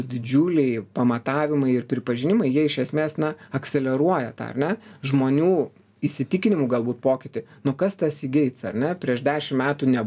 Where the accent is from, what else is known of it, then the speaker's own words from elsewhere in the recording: Lithuania; mes lietuviai tokie kuklus